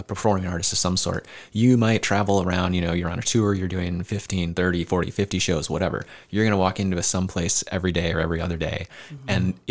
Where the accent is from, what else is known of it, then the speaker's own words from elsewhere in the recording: Decorah, Iowa, United States; a young person growing up in Decorah